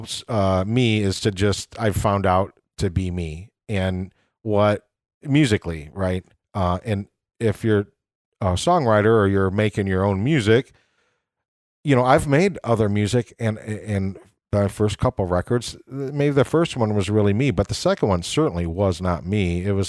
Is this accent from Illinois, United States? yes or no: yes; Rock Falls, Illinois, United States; moved away as an adult; also born or lived in Chicago / Bridgeport, Chicago; now in Evergreen Park, United States; I grew up in Rock Falls, Illinois, which is 110 miles